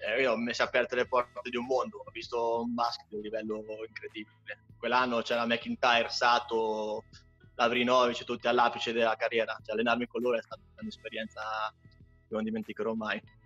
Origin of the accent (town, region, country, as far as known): Ancona, Marche, Italy; born or raised there